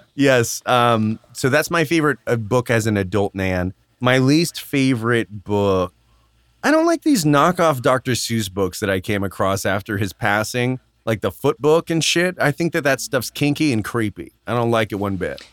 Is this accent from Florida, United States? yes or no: no; Arizona, United States; growing up in Arizona